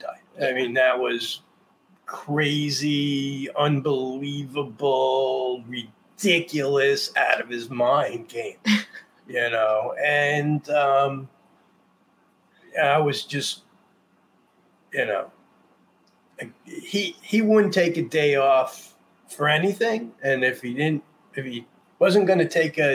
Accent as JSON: {"language": "English", "region": "New York", "country": "United States", "said": "I'm from New York."}